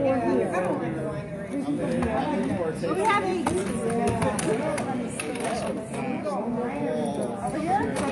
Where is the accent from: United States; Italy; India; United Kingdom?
United States; New York City, New York; I'm from Williamsburg, Brooklyn